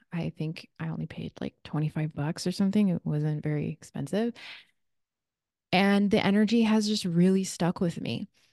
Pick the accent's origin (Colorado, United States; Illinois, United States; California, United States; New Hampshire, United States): California, United States; Redondo Beach; now in Sedona, United States; I grew up in Redondo Beach, California